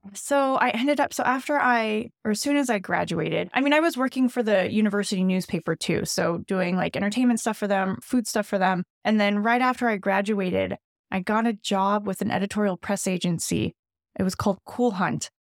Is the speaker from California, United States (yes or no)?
yes; Pasadena, California, United States; also born or lived in Monterey Park, California; I grew up in Pasadena, so all around Los Angeles.